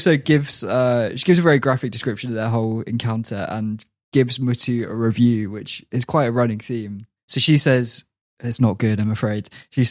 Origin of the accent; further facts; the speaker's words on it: Transylvania, Romania; I was very surprised, even though I'm from Transylvania.